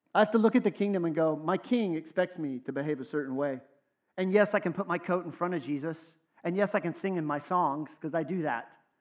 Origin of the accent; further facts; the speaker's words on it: Texas, United States; I grew up in Texas, right? So it was in the South